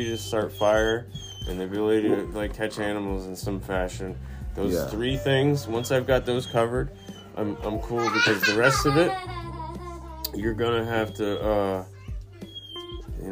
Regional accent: United States; our land, like my land, America

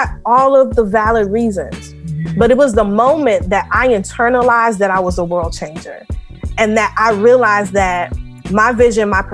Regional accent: New York City, New York, United States; I'm originally from Far Rockaway, Queens, New York.

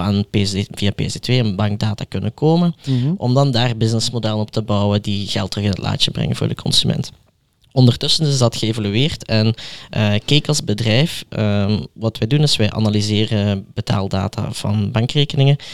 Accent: Belgium; zoals we die in België noemen

